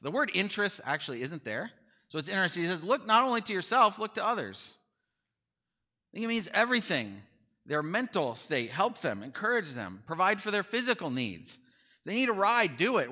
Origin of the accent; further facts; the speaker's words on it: near Chicago, Illinois, United States; I grew up near Chicago